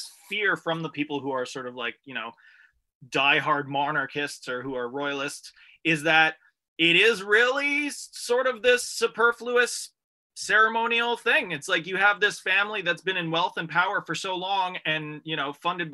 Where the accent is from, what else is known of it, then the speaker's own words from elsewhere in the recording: Canada; accent: Letterkenny (small town Canada); now in Toronto, Canada; I have my horrible Letterkenny accent